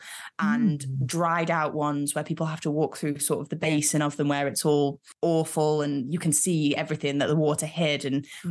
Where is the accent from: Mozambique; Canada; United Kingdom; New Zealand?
United Kingdom; for people who cannot tell from my accent, I too am from the UK.